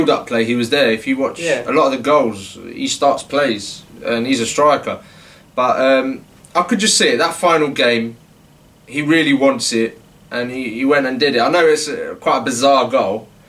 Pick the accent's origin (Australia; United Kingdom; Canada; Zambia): United Kingdom; London; Yeah, so basically, I'm half Algerian, half Spanish. My father's Algerian, my mother's Spanish, and I was born here in London. That's my background.